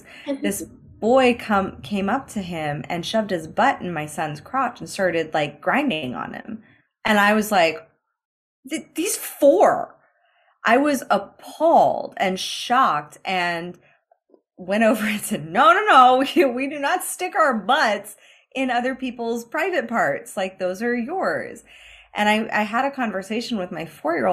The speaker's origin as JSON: {"language": "English", "country": "United States", "said": "I'm American, so I come from a different country"}